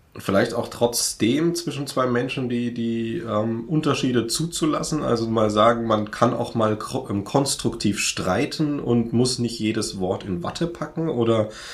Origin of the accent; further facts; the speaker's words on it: Franconia, Bavaria, Germany; ich komme aus dem Frankenland